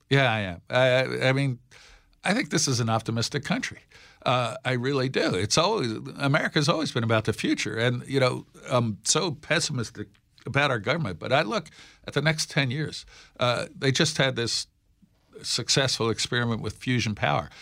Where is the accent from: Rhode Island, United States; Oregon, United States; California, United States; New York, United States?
New York, United States; Peekskill; my hometown of Peekskill